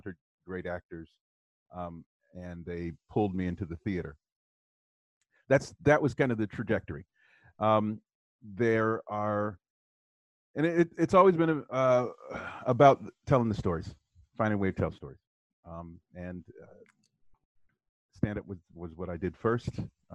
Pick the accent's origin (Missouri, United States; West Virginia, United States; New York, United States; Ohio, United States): Ohio, United States; Southwest; I grew up in Southwest Ohio